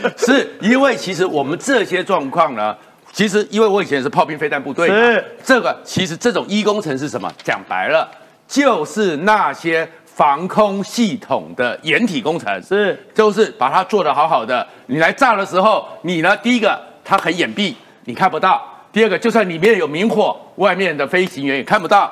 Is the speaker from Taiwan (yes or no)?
yes; Taiwan; 是我们台湾人的整个军队里面自愿役